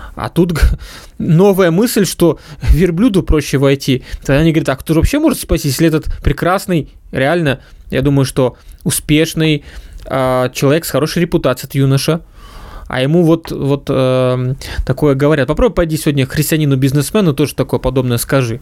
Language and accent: Russian; Ukraine; moved away; я родился и вырос на Украине